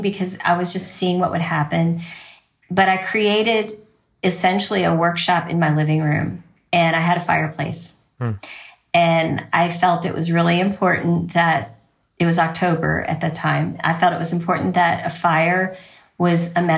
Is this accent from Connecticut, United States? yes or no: no; Louisville, Kentucky, United States; I am from Louisville, Kentucky